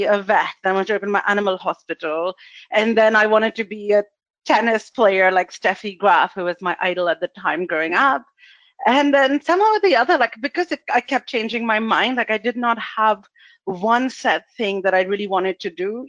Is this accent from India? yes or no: yes; India; moved away; I went to school in India. I was born in India. I spent my childhood there